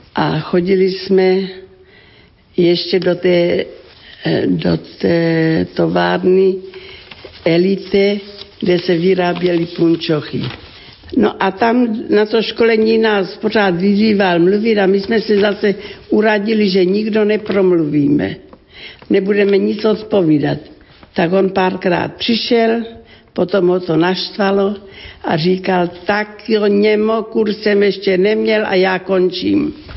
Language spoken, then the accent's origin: Czech; Ratíškovice, South Moravian Region, Czechia; Pocházím z rodiny křesťanské, velmi živá farnost. To byla obec Ratiškovice na Slovácku, okres Hodonín